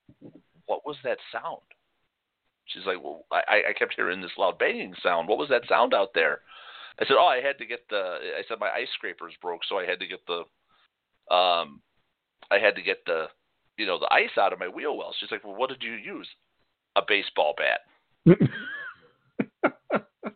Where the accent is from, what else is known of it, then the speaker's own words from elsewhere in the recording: Chicago, Illinois, United States; moved away; we grew up in Chicago.